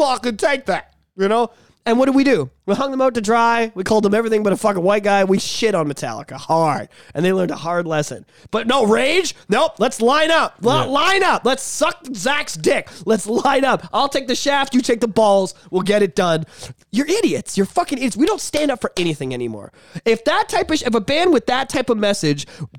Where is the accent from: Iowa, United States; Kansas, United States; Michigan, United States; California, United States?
California, United States; Compton; I grew up in Compton. Like, I'm fucking real.